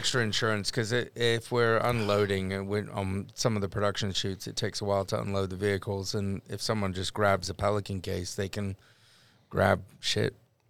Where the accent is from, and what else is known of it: London, United Kingdom; accent: Cockney; moved away